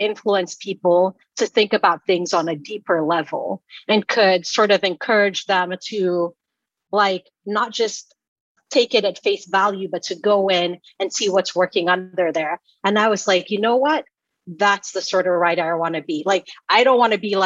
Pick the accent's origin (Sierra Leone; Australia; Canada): Sierra Leone; moved away; also born or lived in Georgia, United States; When I was growing up in Sierra Leone, like my dad was an avid reader